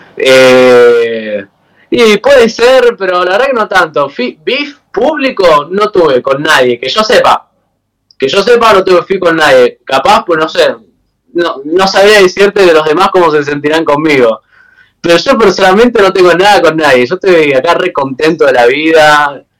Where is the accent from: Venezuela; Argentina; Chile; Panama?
Argentina; Buenos Aires; yo soy originario de Buenos Aires